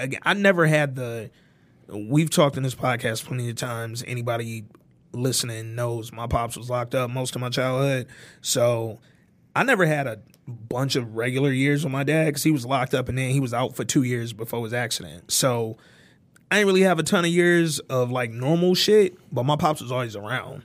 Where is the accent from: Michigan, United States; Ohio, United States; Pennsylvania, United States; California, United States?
Michigan, United States; Detroit; growing up in Detroit